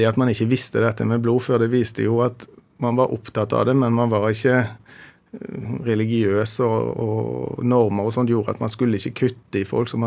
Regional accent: Bergen, Vestland, Norway; Jeg er jo opprinnelig fra Bergen, da.

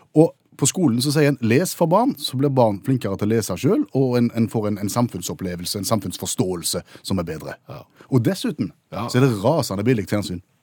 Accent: Haugesund, Rogaland, Norway; min hjemby, for eksempel, Haugesund.

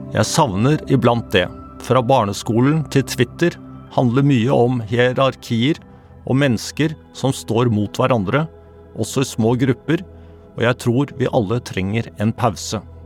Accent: Norway; Som nordmenn flest

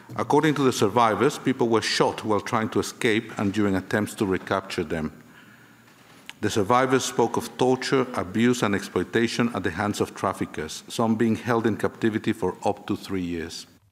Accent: Somalia; moved away; also born or lived in Norway; har reist tilbake hjem

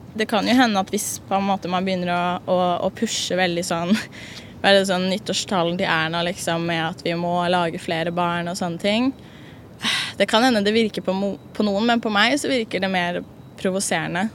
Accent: Oslo, Norway; jeg er fra Oslo

